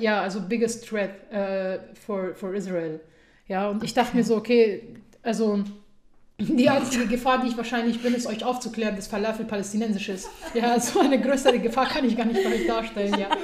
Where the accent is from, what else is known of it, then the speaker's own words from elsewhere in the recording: Germany; Dort, wo ich herkomme, ja, also ich würde jetzt einfach mal sagen aus der Bundesrepublik Deutschland